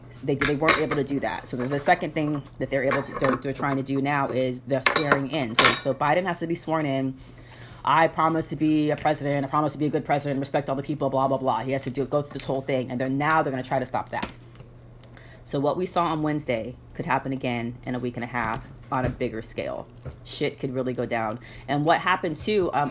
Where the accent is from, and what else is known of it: United States